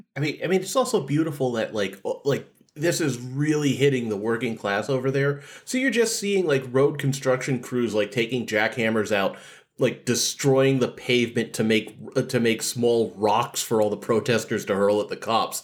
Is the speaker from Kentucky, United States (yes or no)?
no; Massachusetts, United States; I'm from Massachusetts